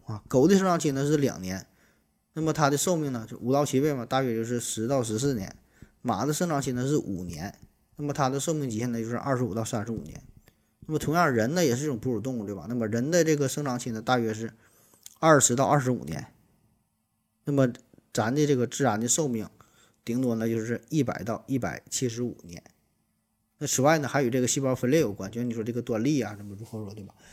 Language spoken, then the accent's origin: Chinese; Shenyang, Liaoning, China; 咱们沈阳人对于雪花纯生的一种昵称